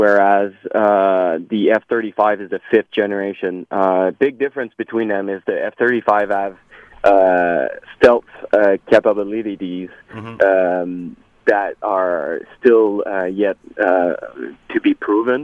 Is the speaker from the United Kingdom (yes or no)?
no; Canada; as a Canadian veteran and as a defense analyst